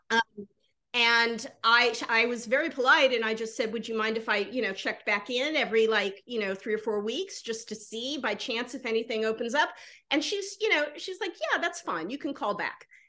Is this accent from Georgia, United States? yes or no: yes; Georgia, United States; moved away; I'm living in the South. I grew up in Georgia